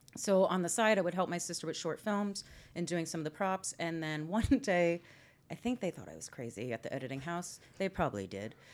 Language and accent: English; Orange, Connecticut, United States; moved away; Orange, Connecticut.